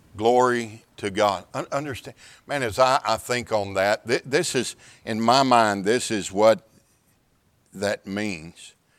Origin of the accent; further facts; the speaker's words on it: Houston, Texas, United States; I'm from the Houston area